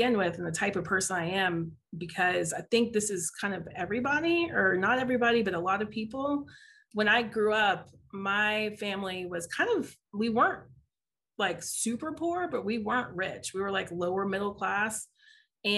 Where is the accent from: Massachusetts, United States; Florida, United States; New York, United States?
Florida, United States; Tallahassee; now in Atlanta, United States; I grew up in Tallahassee, Florida, but I don't have family there.